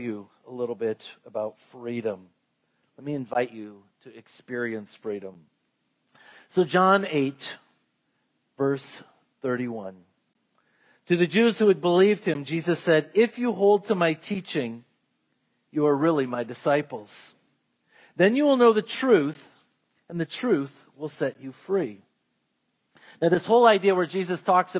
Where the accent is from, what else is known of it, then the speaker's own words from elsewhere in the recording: United States; as Americans, and I want to go on record, I love being an American